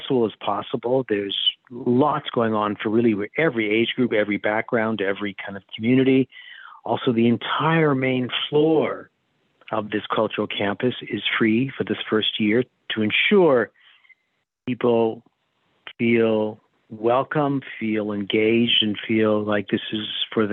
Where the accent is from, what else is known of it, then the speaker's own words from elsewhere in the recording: Canada; as a museum director, as a Canadian, as a settler